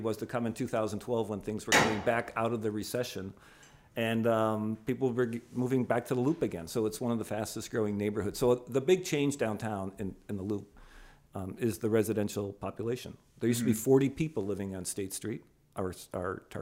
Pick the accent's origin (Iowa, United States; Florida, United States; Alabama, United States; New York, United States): New York, United States; Buffalo; moved away as an adult; also born or lived in Spokane / Pittsburgh; now in Chicago, United States; my hometown of Buffalo, New York